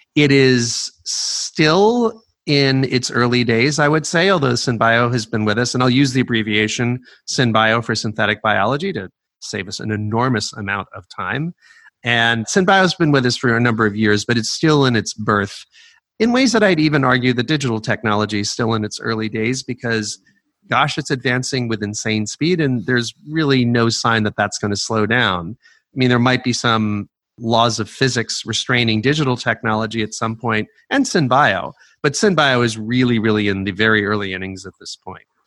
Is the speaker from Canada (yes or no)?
no; New York, United States; moved away as an adult; also born or lived in California; I uh, was born in New York City. I grew up at just outside of New York.